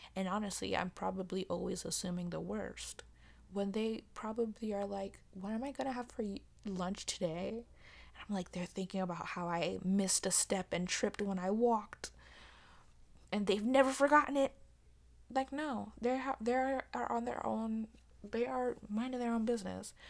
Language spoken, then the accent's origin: English; United States; as an American